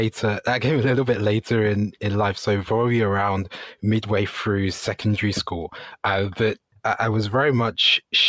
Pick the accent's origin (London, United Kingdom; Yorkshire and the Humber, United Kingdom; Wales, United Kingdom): London, United Kingdom; first language Ga; English is a second language; I grew up in West London, Ghanaian Brit or British Ghanaian